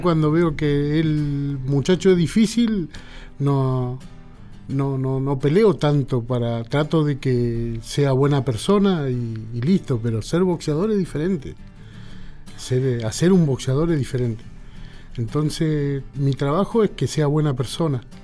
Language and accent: Spanish; Solano, Correntino, Corrientes, Argentina; yo soy de Solano y Correntino